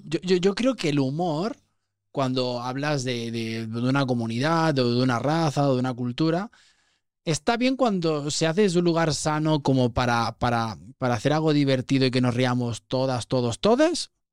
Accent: Vilanova i la Geltrú, Catalonia, Spain; soy de Barcelona, de, una, de un pueblo que podría ser que ya casi ciudad, se llama Vilanova y la Geltrú, está al lado de Siches.

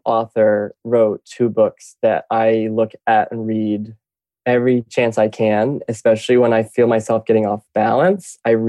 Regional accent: Lake Wales, Florida, United States; also born or lived in Venice Beach, Los Angeles; now in Los Angeles, United States; I grew up in Central Florida, Polk County, Lake Wales, to be specific. It's the actual bullseye of the peninsula of Florida.

